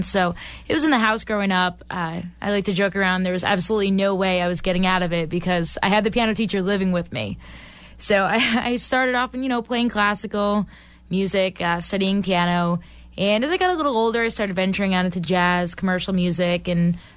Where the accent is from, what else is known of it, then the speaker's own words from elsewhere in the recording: Massachusetts, United States; born and raised in Massachusetts